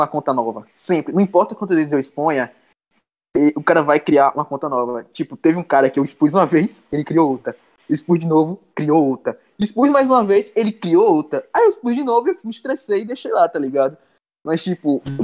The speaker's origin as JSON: {"language": "Portuguese", "town": "Feira de Santana", "region": "Bahia", "country": "Brazil", "said": "eu sou de Feira de Santana da Bahia."}